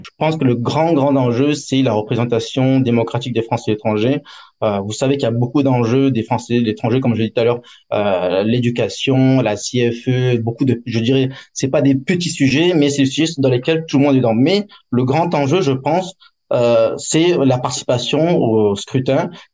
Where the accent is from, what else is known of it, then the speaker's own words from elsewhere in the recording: France; now in Hong Kong; En tant que Français étranger